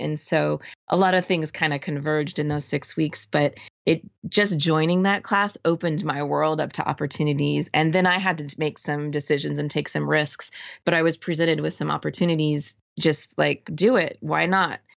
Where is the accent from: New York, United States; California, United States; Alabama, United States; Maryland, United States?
California, United States; Orange County, Southern; moved away as an adult; also born or lived in San Francisco; I grew up in Southern California